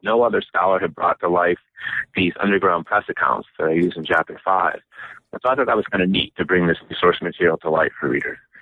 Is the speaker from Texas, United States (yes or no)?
no; Michigan, United States; I was born and raised in Michigan, and my family moved around a lot, but mostly to different locations in Michigan